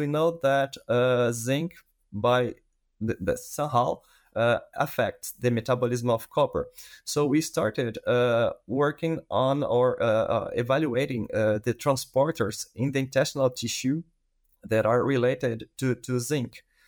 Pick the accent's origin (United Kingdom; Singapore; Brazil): Brazil; English is a second language; moved away as an adult; now in Canada; I am a veterinarian from Brazil, and I did my master in Brazil as well in the field of gut immunology. And then I moved to Canada to do part of my PhD.